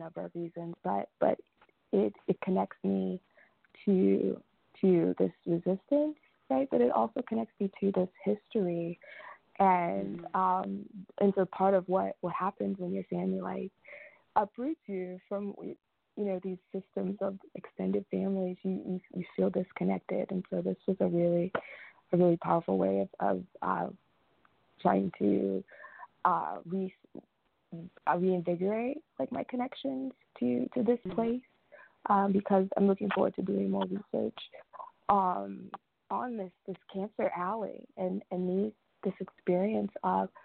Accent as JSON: {"language": "English", "area": "St. Charles Parish", "region": "Louisiana", "country": "United States", "tie": "born or raised there", "said": "I grew up in the St. Rose, not St. Rose, St. Charles"}